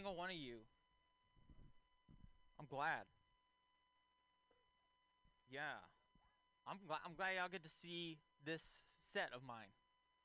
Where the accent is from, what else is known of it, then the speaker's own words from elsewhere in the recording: Texas, United States; moved away; I'm from Texas originally